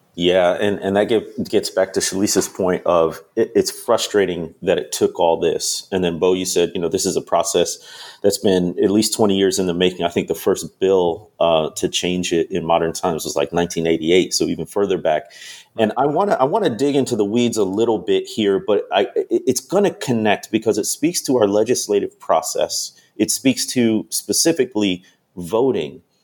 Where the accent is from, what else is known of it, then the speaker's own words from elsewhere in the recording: Chicago, Illinois, United States; moved away; also born or lived in Mississippi; I grew up in the Chicagoland area